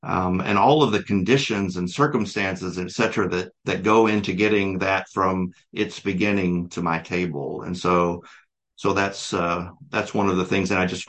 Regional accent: Southeast, United States; I grew up in a racist environment. I'm from the Southeast in the United States, and it was very prevalent at that time.

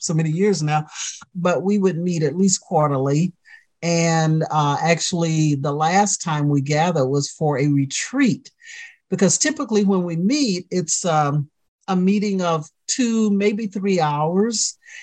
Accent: the South, United States; A young Black woman growing up in the South

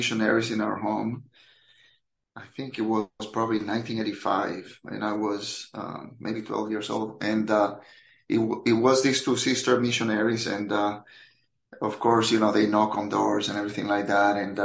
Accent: Dominican Republic; moved away as an adult; now in Orlando, United States; I am originally from the Dominican Republic, but I have spent most of my, well, more than half of my life in the U.S. I got to this country at the age of 22 back in 1995

